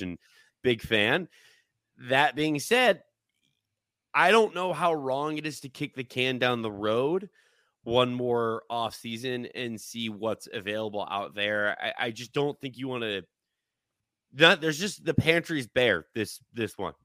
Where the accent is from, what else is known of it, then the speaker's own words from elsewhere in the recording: Seattle, Washington, United States; we grew up in Seattle